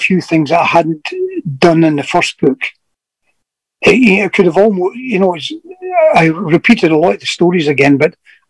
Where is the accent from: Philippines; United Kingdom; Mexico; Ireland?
United Kingdom; Glasgow, Scotland; all it was saying was I was a soldier from Glasgow. Nothing to do with being mean or anything like that.